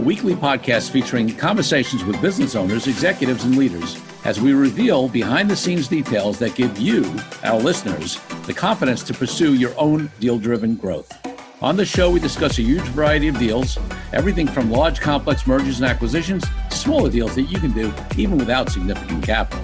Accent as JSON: {"language": "English", "region": "New York", "country": "United States", "moved": "yes", "lives_now": "California, United States", "said": "being a New Yorker"}